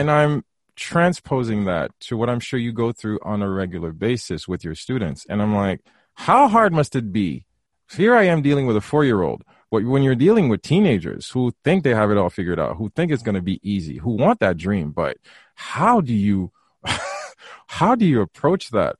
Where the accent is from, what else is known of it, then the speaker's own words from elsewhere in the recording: Haiti; now in Canada; I'm from Haiti, and we were raised very traditional